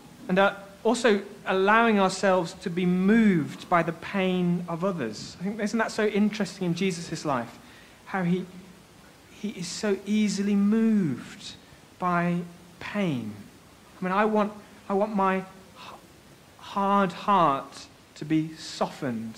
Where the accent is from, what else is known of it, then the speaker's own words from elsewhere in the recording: Bradford, Yorkshire and the Humber, United Kingdom; Bradford. It's in West Yorkshire in England.